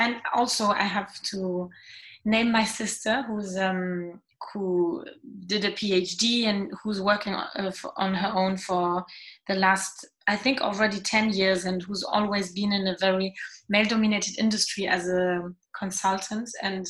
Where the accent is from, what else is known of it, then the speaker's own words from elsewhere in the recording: Germany; English is a second language; My dad is also German, and my mom is French, and I grew up in Germany as well. I was in a French school